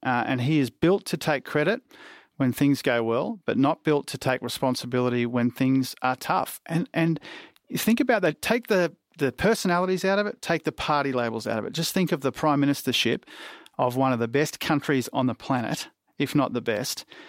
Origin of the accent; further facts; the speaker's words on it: Queensland, Australia; I say this as a Queenslander too